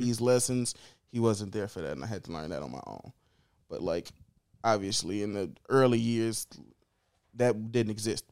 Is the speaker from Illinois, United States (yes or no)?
yes; Chicago, Illinois, United States; born and raised in Chicago. West Side, only ever lived West Side, never lived outside of the West Side in Chicago